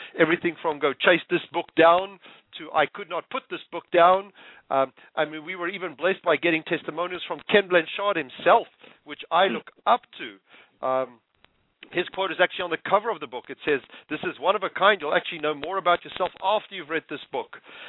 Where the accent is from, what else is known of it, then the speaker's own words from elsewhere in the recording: Tanzania; born there; also born or lived in South Africa; Believe it or not, I was born in the Serengeti.